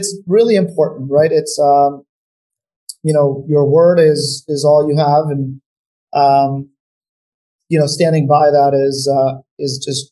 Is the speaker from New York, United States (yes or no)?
yes; New York, United States; also born or lived in North Macedonia; And we moved to New York. I've lived in New York since we moved to the US, and, you know, I'm now a New Yorker, but definitely go back, you know, to Macedonia.